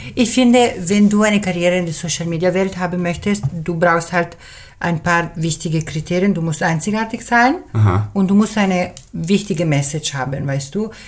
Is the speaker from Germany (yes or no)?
no; Switzerland; German is a second language; ich bin Schweizerin, äh, halb, halb, halb Schweizerin, halb Italienerin. Meine Mutter sprach im Dorf in der Schweiz, wo ich aufgewachsen bin, schon Italienisch